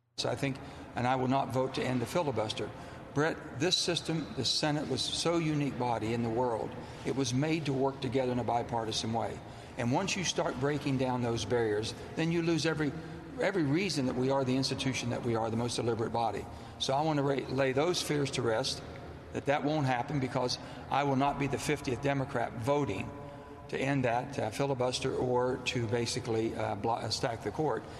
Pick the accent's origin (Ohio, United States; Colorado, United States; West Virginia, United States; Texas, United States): West Virginia, United States; It's not how I was raised in West Virginia